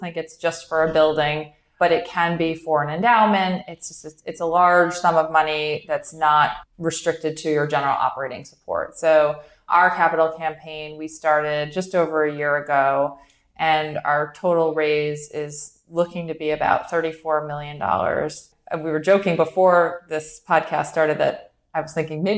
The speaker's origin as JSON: {"language": "English", "town": "New York City", "region": "New York", "country": "United States", "also_born_or_lived": "Boston", "said": "I'm from New York."}